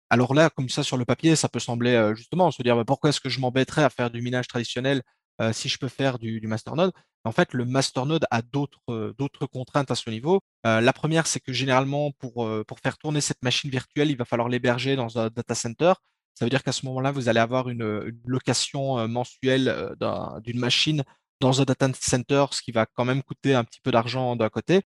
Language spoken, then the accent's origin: French; Belgium; accent: Belgian; je suis belge. En tout cas, ça s'entend à l'accent normalement